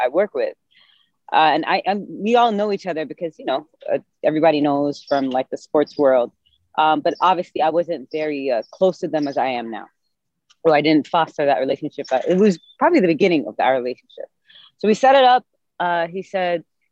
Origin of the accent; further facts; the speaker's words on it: Sharjah, United Arab Emirates; moved away as an adult; now in Washington, D.C., United States; I was born and raised in Sharjah, UAE, which is right next to Dubai, maybe 10 minutes away from there. So I moved to America in 2008